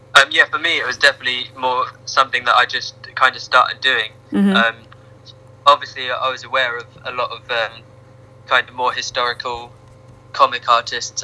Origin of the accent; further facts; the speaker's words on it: Ipswich, East of England, United Kingdom; moved away as an adult; now in Norwich, United Kingdom; I grew up in Ipswich